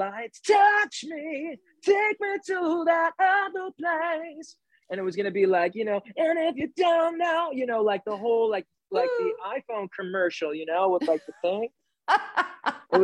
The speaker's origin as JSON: {"language": "English", "region": "New York", "country": "United States", "said": "I'm from New York"}